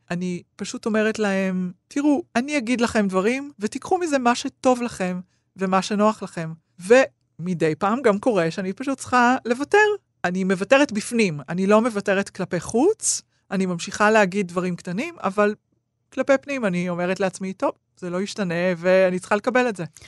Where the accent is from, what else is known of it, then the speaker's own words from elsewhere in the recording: Israel; אני ישראלית